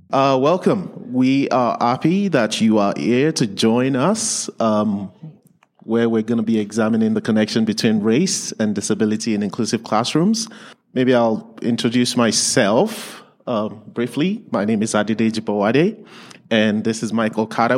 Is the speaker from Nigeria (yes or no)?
yes; Nigeria; English is a second language; also born or lived in England; now in Lethbridge, Canada; I was born and raised in, in Nigeria.